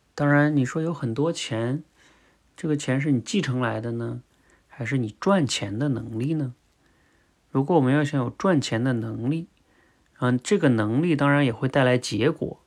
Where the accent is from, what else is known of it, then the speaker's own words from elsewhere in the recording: China; 我们中国人